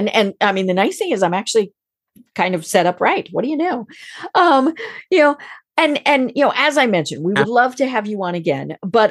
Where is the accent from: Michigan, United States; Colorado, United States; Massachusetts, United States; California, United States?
Colorado, United States; outside of Steamboat Springs; I grew up outside of Steamboat Springs